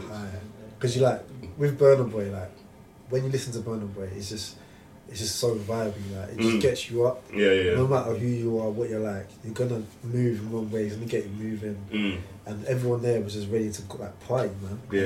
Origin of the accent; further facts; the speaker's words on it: Nigeria; Especially being Nigerian as well.